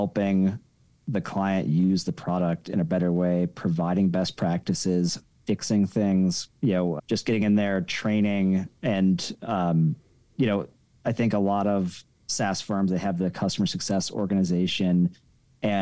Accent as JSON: {"language": "English", "town": "Denver", "region": "Colorado", "country": "United States", "tie": "born or raised there", "said": "moved back to my hometown of Denver, Colorado"}